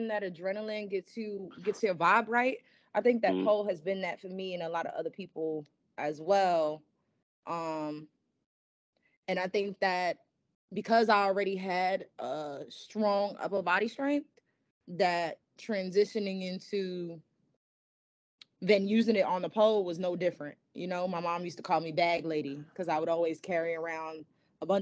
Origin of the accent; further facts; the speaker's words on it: New York City, New York, United States; I'm from the Bronx